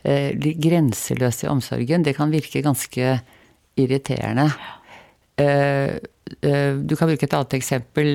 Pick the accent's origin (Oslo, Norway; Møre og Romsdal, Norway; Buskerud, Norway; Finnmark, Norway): Oslo, Norway; Jeg vokste opp eh, helt i Eh, kjernen, altså på grensen til Nordmarka. Og det, der var det en slalåmbakke som er nedlagt nå, som heter Rødkleiva